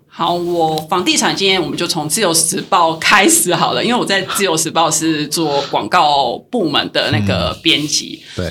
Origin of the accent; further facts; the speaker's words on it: Tainan, Taiwan; also born or lived in Taipei; now in Kaohsiung, Taiwan; 虽然我是台南人，然后我又在高雄住